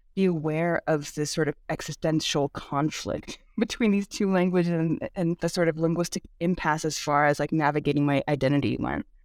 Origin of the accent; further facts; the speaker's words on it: California Bay Area, United States; first language Korean; English is a second language; I grew up in the California Bay Area